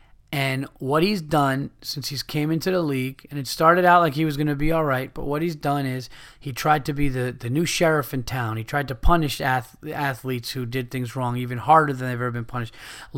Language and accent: English; New York, United States; I actually met him. We're from Westchester County in New York.